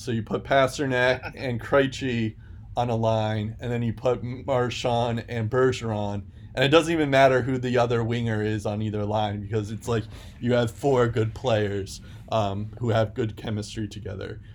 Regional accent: United States; as an American

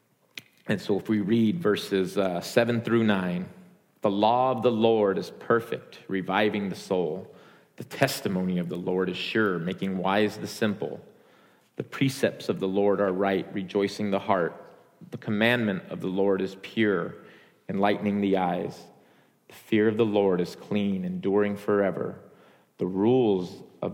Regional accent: United States; identifying as an American. I'm born here, raised here

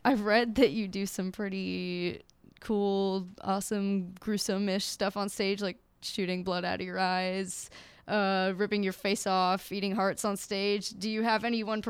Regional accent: Virginia, United States; now in Austin, United States; I'm from Virginia

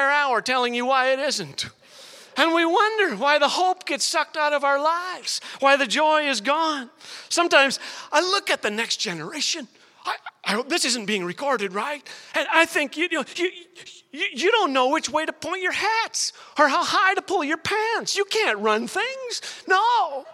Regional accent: Saskatchewan, Canada; when I was a little boy growing up in Saskatchewan

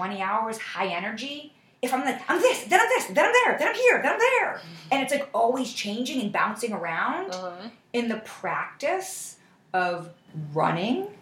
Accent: Buffalo, New York, United States; moved away as an adult; now in New York City, United States; I grew up in Buffalo

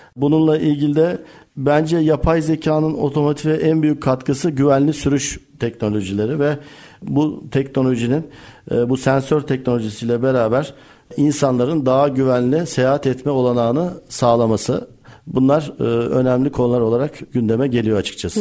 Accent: Eskişehir, Turkey; moved away as an adult; now in Bursa, Turkey; 17-1974 Eskişehir doğumluyum

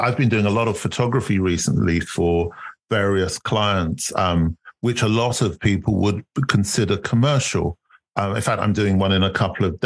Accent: United Kingdom

